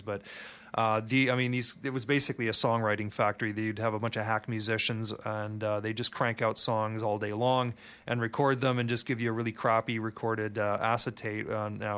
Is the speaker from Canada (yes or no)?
yes; Montreal, Quebec, Canada; I grew up in Montreal